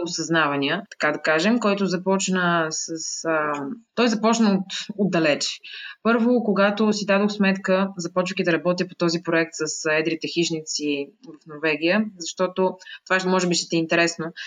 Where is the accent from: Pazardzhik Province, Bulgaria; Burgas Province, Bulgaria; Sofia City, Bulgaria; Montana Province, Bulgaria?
Sofia City, Bulgaria; Sofia; Родена съм в София, а, живяла съм в София през по-голямата част от живота си